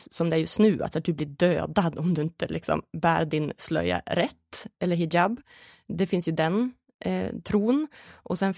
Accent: Sweden; som en ganska stolt svensk

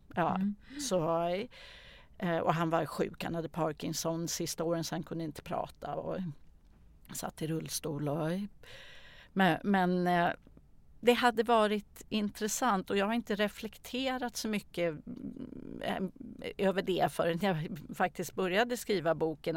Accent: Täby, Stockholm County, Sweden; Jag föddes i Stockholm. Jag har vuxit upp i Täby, mm. norr om Stockholm.

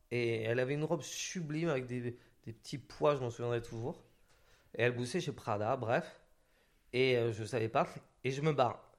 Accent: Occitania, France; j'ai grandi dans les Hautes-Pyrénées, dans un bled et tout ça.

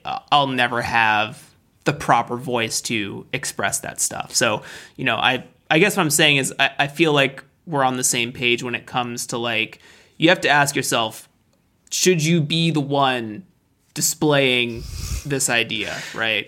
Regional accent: United States; I'm American

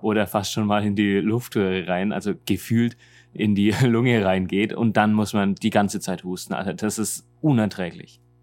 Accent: Germany; moved away as an adult; now in Seoul, South Korea

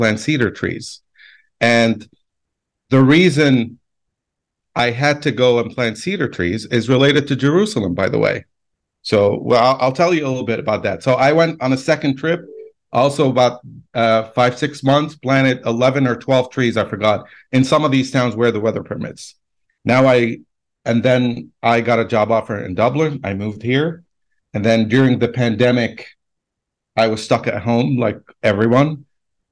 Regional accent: Lebanon; moved away as an adult; also born or lived in United States / Baghdad; I was born and raised in Lebanon, spent most of my life there.

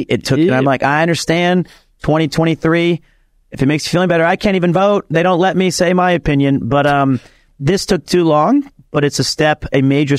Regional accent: Osaka, Japan; I'm from Osaka, so I can be like this.

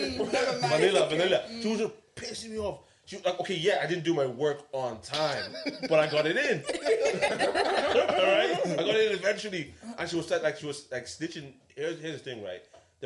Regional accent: London, United Kingdom; moved away; also born or lived in Nigeria (heritage) / Ireland; Hackney. That's where I was born. Rather than saying I'm from Nigeria. Yeah. Now I say I'm from Nigeria, no problem.

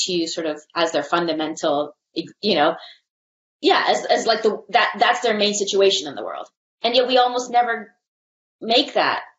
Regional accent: Canada; I see myself as a Canadian person.

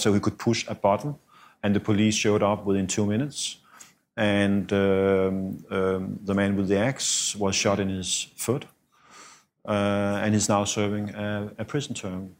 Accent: Denmark; moved away as an adult; also born or lived in Russia; I came back to Denmark from Russia in two thousand and four

